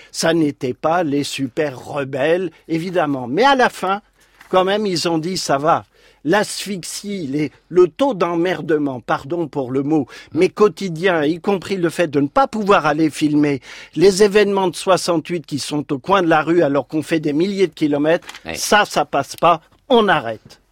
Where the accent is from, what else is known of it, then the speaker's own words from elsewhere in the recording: Saint-Quentin, Hauts-de-France, France; je suis né à Saint-Quentin dans l'Aisne mhm. et j'étais juste à côté des usines Motobécane